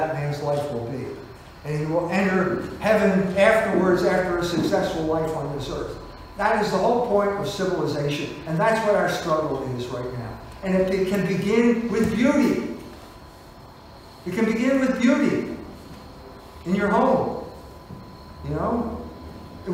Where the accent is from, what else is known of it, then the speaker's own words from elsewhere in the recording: Philadelphia, Pennsylvania, United States; My wife and I came from Fishtown. Our families came from Fishtown.